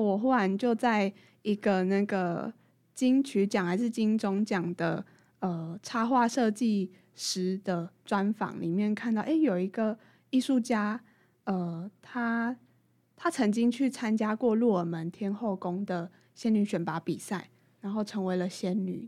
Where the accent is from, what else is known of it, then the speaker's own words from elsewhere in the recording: Tainan, Taiwan; moved away as an adult; also born or lived in Taipei; 我是台南来的小孩